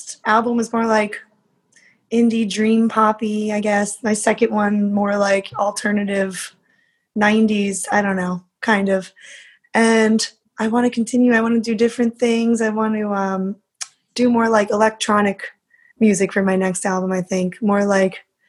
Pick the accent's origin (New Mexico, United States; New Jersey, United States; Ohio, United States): New Jersey, United States; Cliffside Park; now in Jersey City, United States; Right now I live in Jersey City, but I grew up in Cliffside Park.